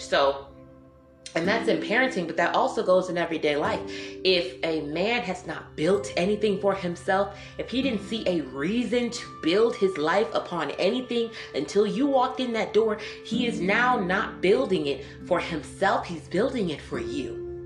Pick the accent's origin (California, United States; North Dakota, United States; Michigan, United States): Michigan, United States; Detroit; I was raised in Detroit